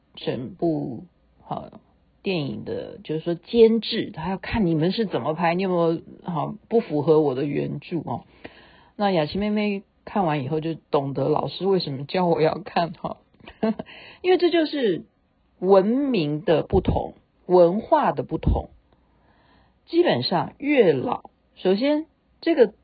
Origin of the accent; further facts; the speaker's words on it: Taiwan; accent: Taiwanese Mandarin; 我只会讲我的台湾国语